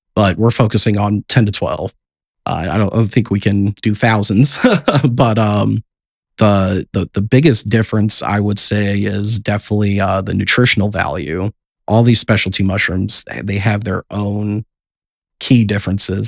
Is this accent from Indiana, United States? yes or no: yes; South Bend, Indiana, United States; We're all born and raised in South Bend.